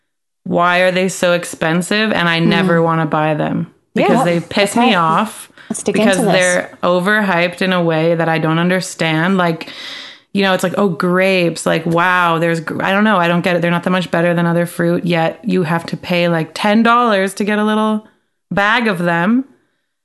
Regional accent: Toronto, Ontario, Canada; I'm from Toronto

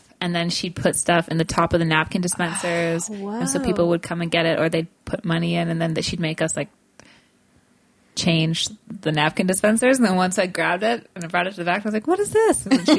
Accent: Burnaby, British Columbia, Canada; I'm from Burnaby, North Burnaby.

